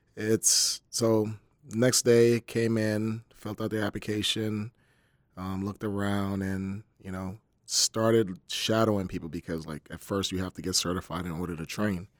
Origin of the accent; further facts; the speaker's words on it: Camden, New Jersey, United States; I'm from Camden, New Jersey, so growing up, it was pretty tough